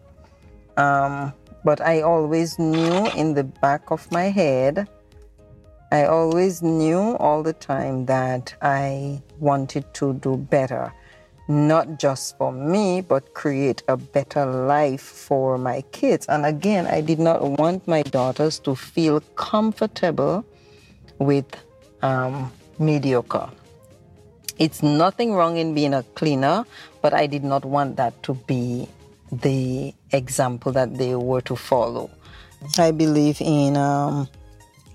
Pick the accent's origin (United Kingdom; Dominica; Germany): Dominica; moved away as an adult; now in Anguilla; Grew up in the rural community of Benz, Dominica